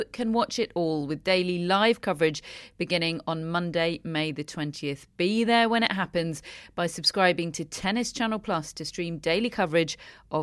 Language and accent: English; United Kingdom; we Brits